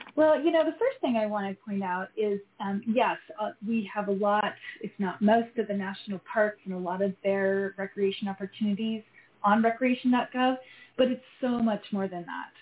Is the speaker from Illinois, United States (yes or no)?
no; Idaho, United States; moved away as an adult; I'm actually from Idaho. Yeah, I was born and raised. I've lived in a few other places along the way, but just came back home